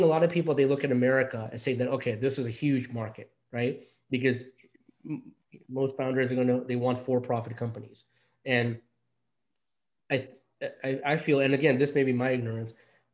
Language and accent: English; New York City, New York, United States; also born or lived in India; growing up in, you know, in Queens